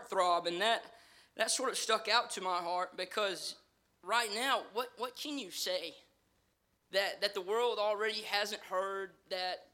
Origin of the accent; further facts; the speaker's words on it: the South, United States; accent: southern; my southern accent